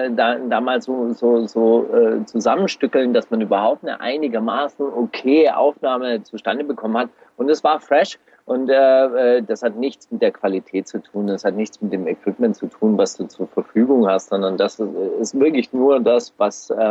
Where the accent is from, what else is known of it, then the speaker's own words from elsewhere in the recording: Baden-Württemberg, Germany; Es war Ende der 80er Jahre äh, ganz populär nach, nach Berlin zu gehen als Schwabe